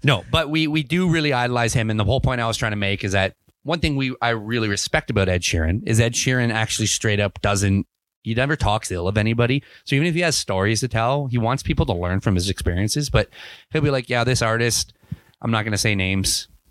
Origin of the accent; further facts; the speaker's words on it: Ontario, Canada; moved away as an adult; also born or lived in England / Kamloops, British Columbia; now in British Columbia, Canada; I grew up in Ontario